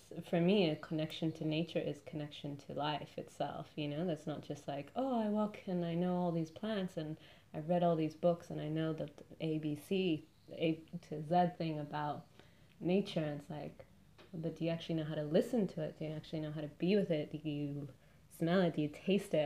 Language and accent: English; Argentina; now in Melbourne, Australia; I'm from Argentina